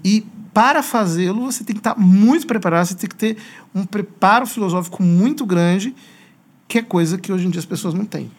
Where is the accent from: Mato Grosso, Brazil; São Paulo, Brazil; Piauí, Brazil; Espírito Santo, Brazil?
São Paulo, Brazil; Piracicaba; also born or lived in Rome; now in Osasco, Brazil; nasci em Piracicaba